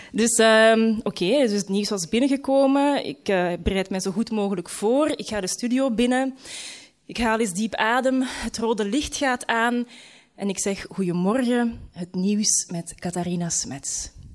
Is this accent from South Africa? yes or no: no; Leuven, Flanders, Belgium; moved away as an adult; also born or lived in London; Ik kom van Leuven